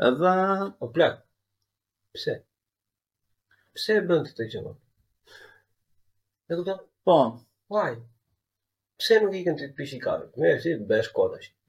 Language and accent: Albanian; Albania; si shqiptar